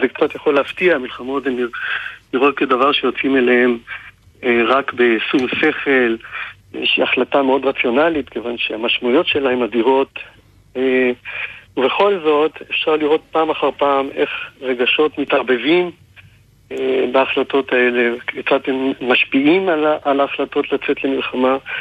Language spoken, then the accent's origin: Hebrew; Israel; כולנו כישראלים שחיינו אז